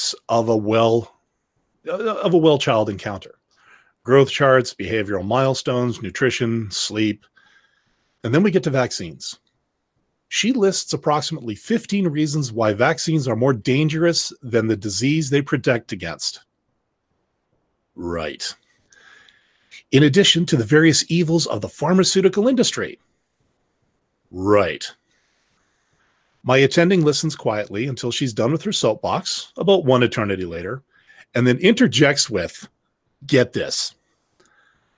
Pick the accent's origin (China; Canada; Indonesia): Canada; speaking as a Canadian